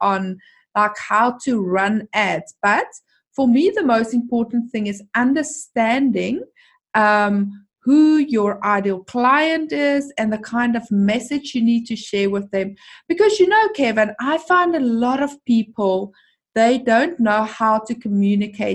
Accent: South Africa; I am from South Africa

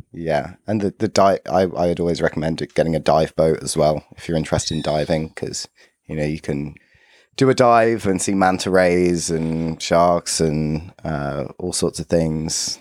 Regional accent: London, United Kingdom; growing up in London

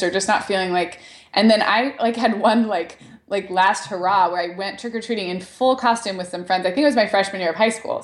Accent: Santa Barbara, California, United States; I grew up in Santa Barbara

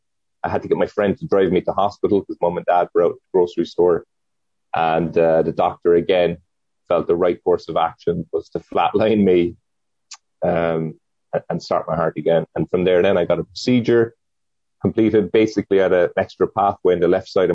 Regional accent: Cork, Munster, Ireland; moved away as an adult; also born or lived in San Diego; now in Oceanside, United States; I was born and raised in Cork, which is in Ireland, in the south of Ireland, and I moved to Oceanside 11 years ago.

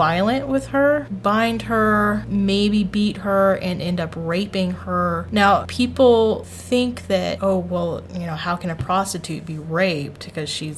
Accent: Tennessee, United States; my home state of Tennessee

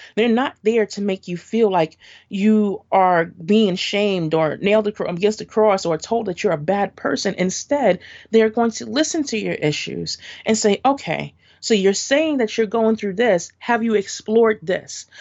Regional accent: New York City, New York, United States; So, I grew up in Brooklyn. Um, and I still am in Brooklyn.

